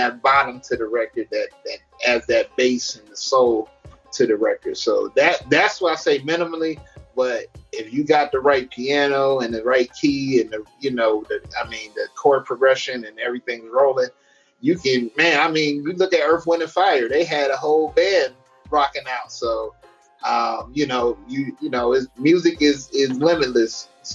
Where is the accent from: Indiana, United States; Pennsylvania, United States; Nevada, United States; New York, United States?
Nevada, United States; Las Vegas; also born or lived in Virginia; I'm from Las Vegas. But I'm also bi-coastal in Virginia, which is my second home